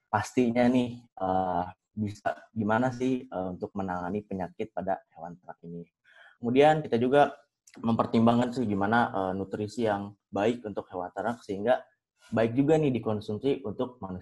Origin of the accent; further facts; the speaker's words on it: Bogor, West Java, Indonesia; uh, gue angkatan 2019 asal gue dari kota Bogor.